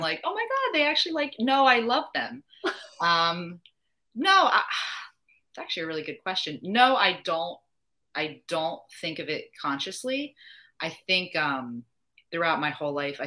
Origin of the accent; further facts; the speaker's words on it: New Jersey, United States; moved away as an adult; also born or lived in Virginia / Boston / Utah / Kansas; now in North Carolina, United States; I'm obviously from New Jersey